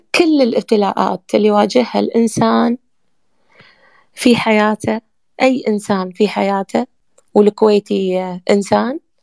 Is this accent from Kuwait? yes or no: yes; Kuwait; now in Egypt; احنا من الكويت